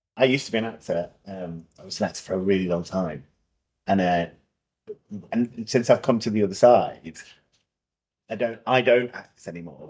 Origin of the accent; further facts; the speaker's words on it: Scotland, United Kingdom; moved away; I'm Scottish and I went to school in Scotland.